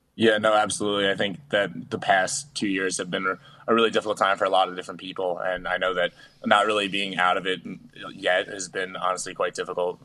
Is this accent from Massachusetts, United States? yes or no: no; Yorktown Heights, New York, United States; my hometown, Yorktown Heights, New York